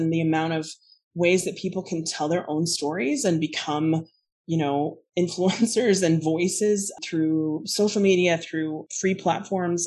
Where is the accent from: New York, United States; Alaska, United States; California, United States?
Alaska, United States; moved away; I grew up in Alaska. I left home in the 90s.